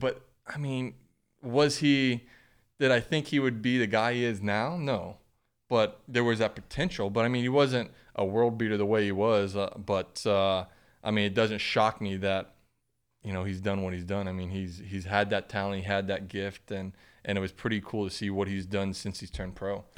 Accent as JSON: {"language": "English", "town": "Grant", "region": "Florida", "country": "United States", "tie": "born or raised there", "said": "growing up in Grant, Florida"}